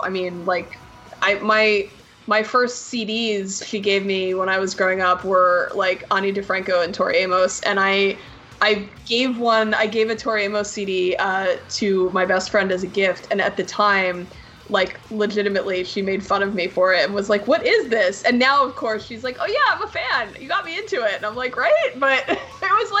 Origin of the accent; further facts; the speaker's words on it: New Jersey, United States; moved away as an adult; also born or lived in Indiana; I was born here, but then I grew up in Jersey, and my parents grew up in Indiana, and then we lived in New Jersey from when I was 2 to when I was 18